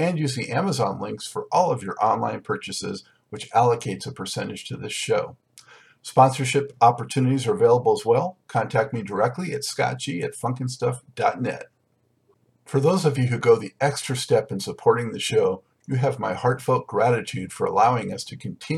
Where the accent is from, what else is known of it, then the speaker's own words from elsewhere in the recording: Los Angeles, California, United States; now in North Carolina, United States; I'm from Los Angeles originally, now in North Carolina